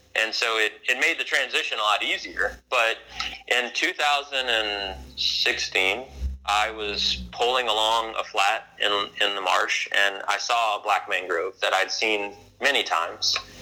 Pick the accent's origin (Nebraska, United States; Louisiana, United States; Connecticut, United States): Louisiana, United States; I moved back to Louisiana and was introduced to redfish for the first time in my life, even though I grew up in Louisiana.